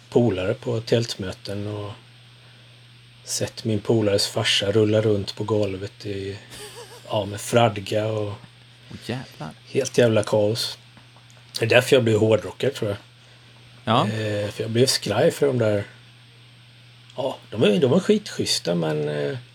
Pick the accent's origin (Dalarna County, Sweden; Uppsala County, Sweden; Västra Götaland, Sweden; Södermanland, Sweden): Uppsala County, Sweden; Skärsta; Men eh, Skärsta är jag uppvuxen i ja